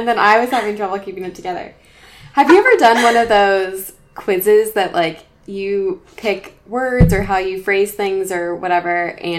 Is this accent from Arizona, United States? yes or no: yes; Arizona, United States; Yeah, but I'm from Arizona / the South.